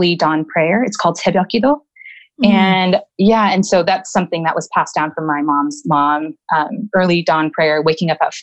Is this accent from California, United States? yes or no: yes; Los Angeles, California, United States; also born or lived in Downey, California / Santa Monica, California; I was born in Downey, California. And I lived there until fifth grade